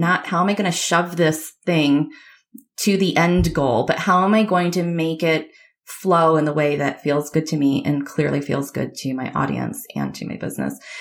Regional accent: Michigan, United States; I grew up in Michigan

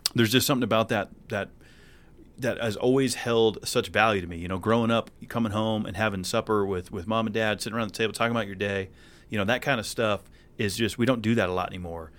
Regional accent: New England, United States; moved away as an adult; I grew up in New England

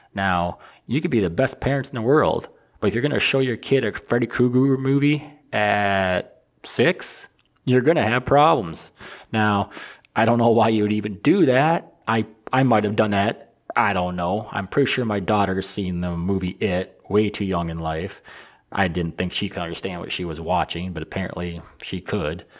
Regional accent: Michigan, United States; I'm from Michigan

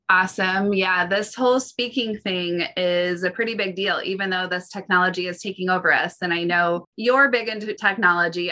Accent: Midwest, United States; I'm a Midwest girl

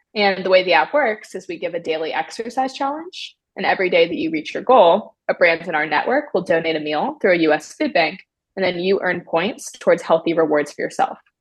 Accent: Maryland, United States; moved away as an adult; now in California, United States; I'm originally from Maryland. I grew up in a small town

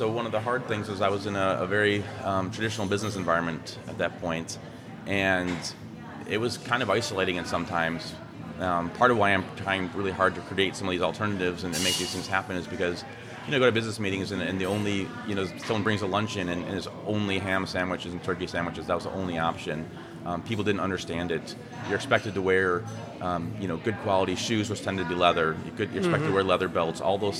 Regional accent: Midwest, United States; I grew up in the Midwest, eating meat, just what we did.

